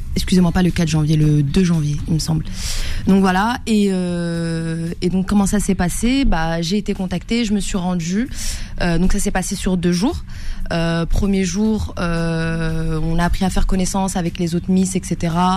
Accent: France; also born or lived in Casablanca, Morocco (family origin); je vis en France, j'ai grandi en France

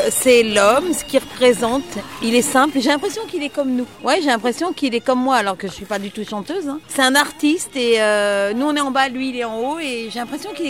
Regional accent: Wallonia, Belgium; Je viens de Belgique, près de Liège.

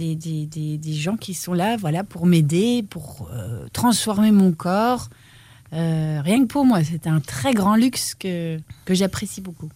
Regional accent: Namur, Wallonia, Belgium; Chez moi, à Namur

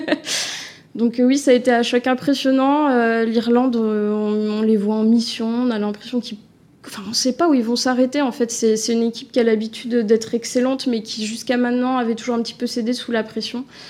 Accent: France; en tant que Français

